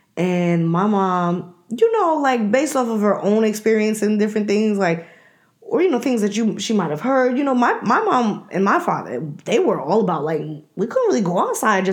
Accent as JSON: {"language": "English", "region": "New York", "country": "United States", "tie": "born or raised there", "also_born_or_lived": "Washington, D.C.", "moved": "yes", "lives_now": "Atlanta, United States", "said": "we are from New York, and we lived in D.C. I remember us living in New York"}